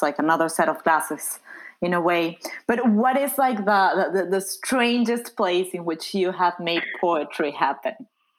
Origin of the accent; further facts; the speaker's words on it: Mexico; moved away; I'm originally from Mexico